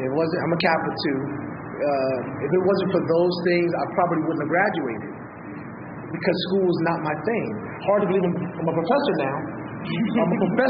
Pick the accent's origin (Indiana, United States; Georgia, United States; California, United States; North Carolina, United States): California, United States; Inglewood; I'm from Los Angeles, California, born and raised. Inglewood specifically. Grew up there